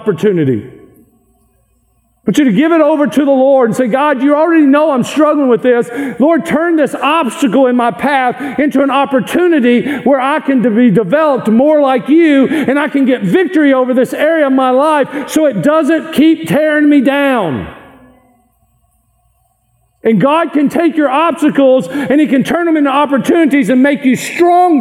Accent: Kentucky, United States; I am from Kentucky.

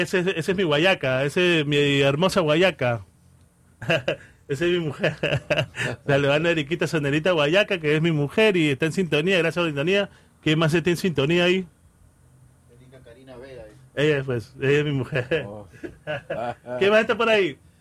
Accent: Callao, Peru; moved away; en el Callao, de donde vengo yo, muy orgulloso de ser chalaco

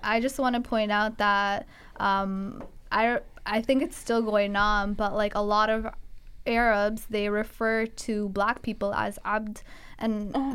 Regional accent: Guelph, Ontario, Canada; I grew up in Guelph where it was hard to come across representation in terms of blacks

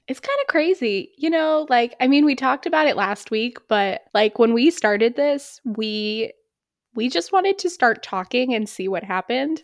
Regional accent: New Hampshire, United States; my hometown in New Hampshire

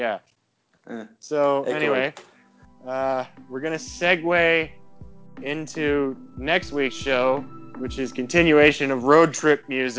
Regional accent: Ontario, Canada; moved away; I'm originally from Ontario, right?

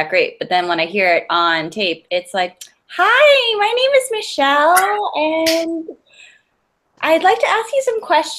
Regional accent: New Jersey, United States; accent: Jersey; My Jersey accent only comes out, like, after multiple bottles of wine.

